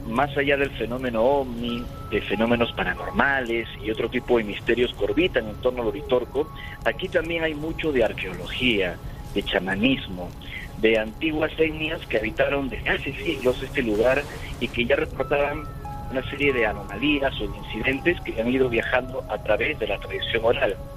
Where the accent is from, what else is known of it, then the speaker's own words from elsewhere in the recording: Peru; moved away as an adult; now in Capilla del Monte, Argentina; yo nací y crecí en Perú